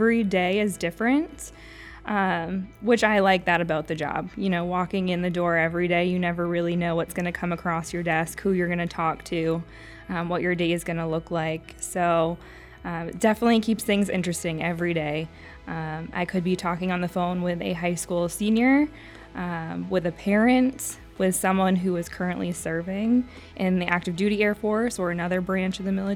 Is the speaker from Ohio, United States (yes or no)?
no; Bangor, Maine, United States; I was born and raised right here in the Bangor area. I went to Old Town High School